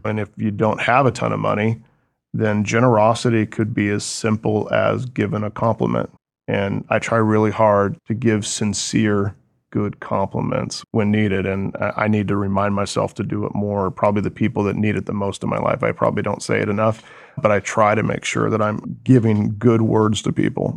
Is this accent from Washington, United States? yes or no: yes; Oso, Washington, United States; Born and raised in Washington State